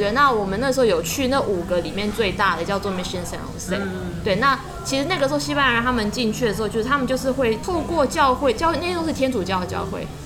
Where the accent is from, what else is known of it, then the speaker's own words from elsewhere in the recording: Taiwan; 从台湾来这样